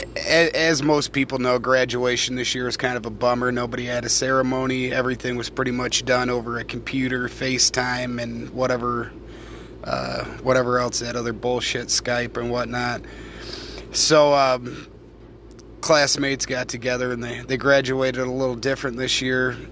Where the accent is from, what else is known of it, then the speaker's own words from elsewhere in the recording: United States; I am an American